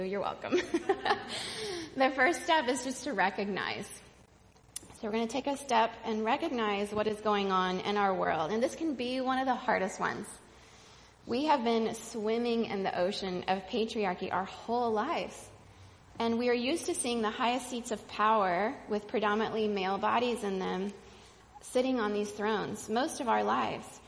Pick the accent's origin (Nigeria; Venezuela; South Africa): Venezuela; moved away; the church I grew up in in Venezuela